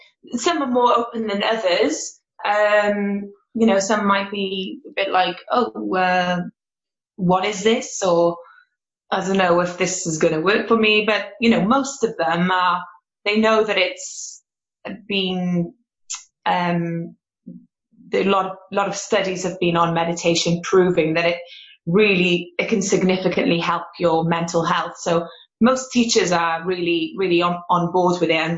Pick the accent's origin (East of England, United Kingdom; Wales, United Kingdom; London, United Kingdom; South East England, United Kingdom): Wales, United Kingdom; Cardiff; I'm from Cardiff